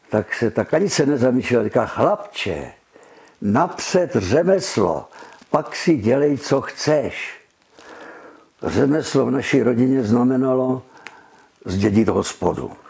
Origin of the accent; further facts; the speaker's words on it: Brno, South Moravian Region, Czechia; jsem Brňák